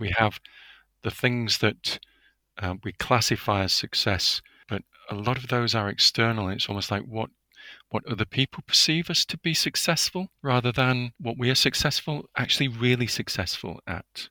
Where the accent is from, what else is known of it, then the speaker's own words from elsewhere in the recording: United Kingdom; as a Brit